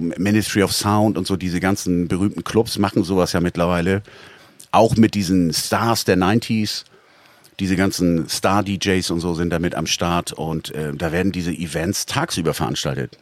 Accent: Northern Germany, Germany; als Norddeutscher

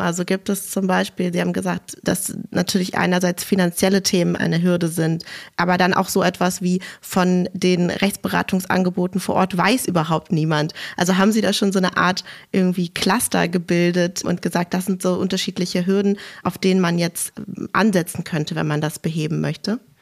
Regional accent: Berlin, Germany; als Berlinerin

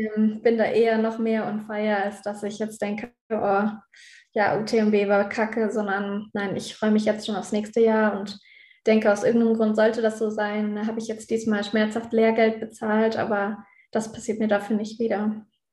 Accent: Innsbruck, Tyrol, Austria; in Innsbruck hier in meinem Heimatort

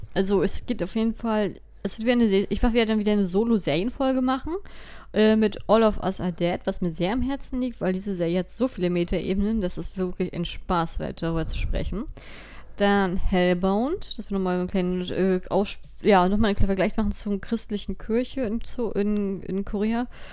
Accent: Germany; bei uns in Deutschland

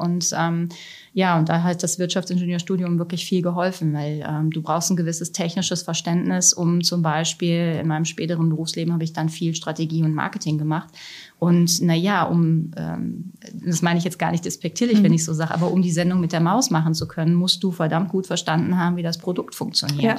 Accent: Germany; also born or lived in Italy; als Deutsche

